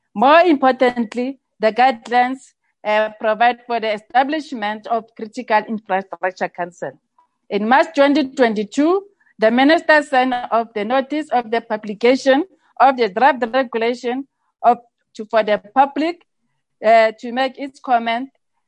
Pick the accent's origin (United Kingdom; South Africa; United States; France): South Africa; it is also our responsibility as South African citizens, civil society, and government to protect our infrastructure against all forms of criminal acts.